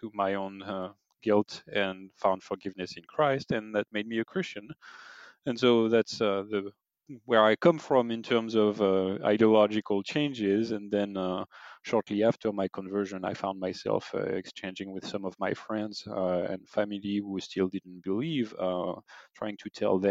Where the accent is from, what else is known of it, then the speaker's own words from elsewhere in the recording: France; moved away; I am obviously French. I grew up in France.